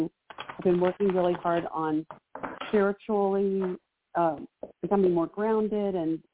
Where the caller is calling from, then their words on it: Maryland, United States; I'm calling from Maryland.